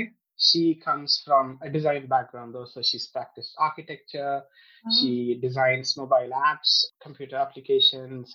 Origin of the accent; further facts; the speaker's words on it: India; moved away as an adult; also born or lived in United States; now in United Kingdom; I grew up in India. So I was born there. I grew up in India. I spent most of my life there.